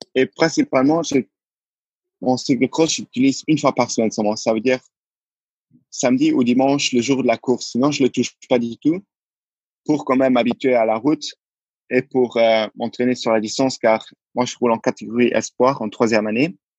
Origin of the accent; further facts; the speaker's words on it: Luxembourg; je suis né au Luxembourg. Donc, mais euh, au début, je n'avais pas la nationalité luxembourgeoise, alors je l'ai prise. Et depuis, je, depuis ma naissance jusqu'à mes 21 ans, euh, je vis au Luxembourg.